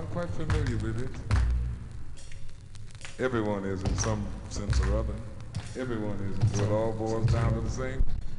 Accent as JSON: {"language": "English", "town": "Chicago", "region": "Illinois", "country": "United States", "tie": "born or raised there", "said": "he was standing on a very well-known corner on the south side of my hometown, Chicago."}